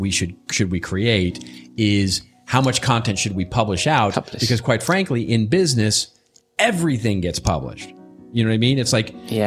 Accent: Texas, United States; moved away; growing up in Texas

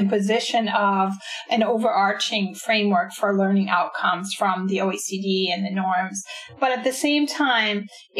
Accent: United States; my background growing up in the United States

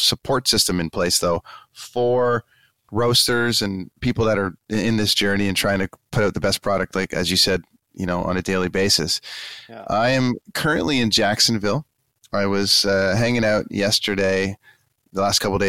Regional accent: Canada; I'm from Canada and I'm in Vancouver

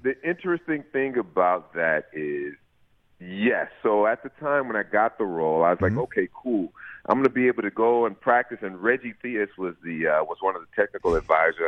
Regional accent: Los Angeles, California, United States; born and raised in Los Angeles

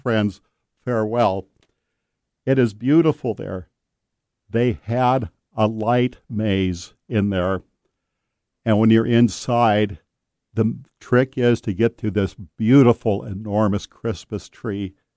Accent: Marysville, Washington, United States; That's my hometown, Marysville

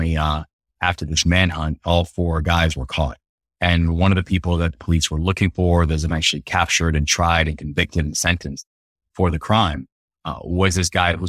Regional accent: Baltimore, Maryland, United States; the Baltimore Sun, which my hometown paper, was writing an article about this local kid who had just received the Rhodes Scholarship.

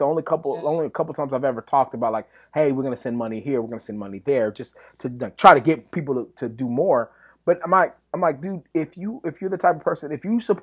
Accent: West Texas, United States; I'm from West Texas.

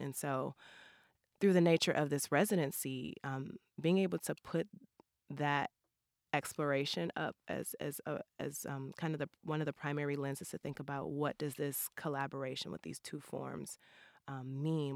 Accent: St. Louis, Missouri, United States; growing up in Saint Louis

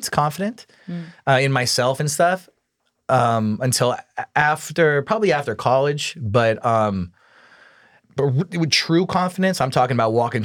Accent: Orange County, California, United States; moved away as an adult; also born or lived in San Diego, California; now in Los Angeles, United States; I was born in San Diego. So I lived there for like 6 months. Then I was raised in Orange County

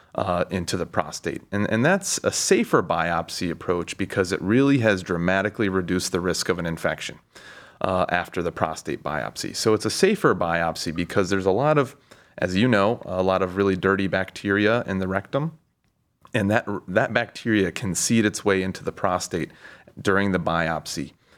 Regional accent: Cincinnati, Ohio, United States; moved away as an adult; also born or lived in Pittsburgh / Baltimore; now in Cleveland, United States; I'm from Cincinnati

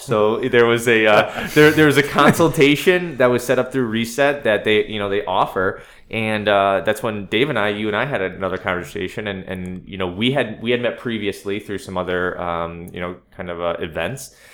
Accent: Durham, Connecticut, United States; I am a native of Connecticut. I'm from Durham, Connecticut.

